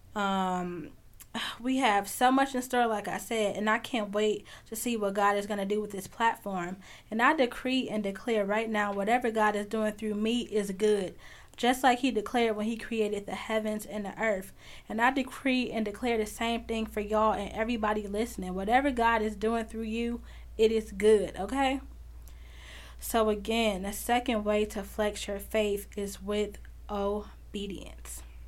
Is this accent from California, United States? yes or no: no; Chicago, Illinois, United States; I'm from Chicago, and I'm from a really big family